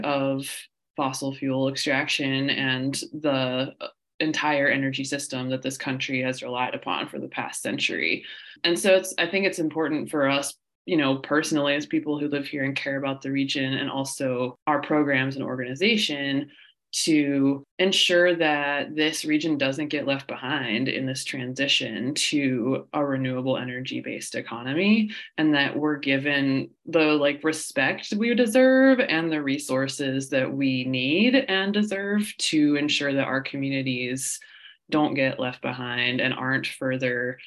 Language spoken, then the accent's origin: English; West Virginia, United States; as someone born and raised in West Virginia